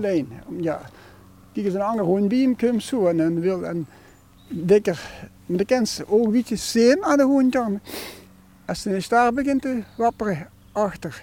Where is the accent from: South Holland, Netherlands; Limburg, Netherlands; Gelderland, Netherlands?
Limburg, Netherlands; Sittard; born or raised there; also born or lived in Urmond